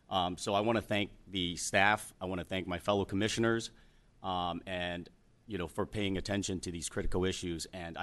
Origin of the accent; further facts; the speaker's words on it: San Francisco, California, United States; Growing up in Chinatown